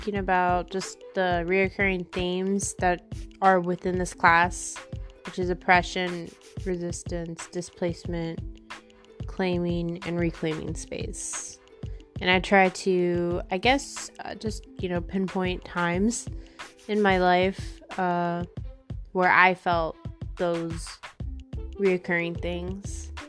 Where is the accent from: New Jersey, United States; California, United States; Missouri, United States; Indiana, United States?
California, United States; Long Beach; also born or lived in Lakewood, California; I was born in Long Beach Memorial. I grew up in North Long Beach. I was in the Paramount Unified School District from kindergarten to eighth grade.